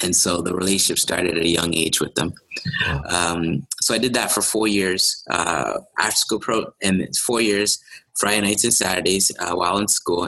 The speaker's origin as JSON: {"language": "English", "town": "Toronto", "region": "Ontario", "country": "Canada", "said": "I'm from Malvern."}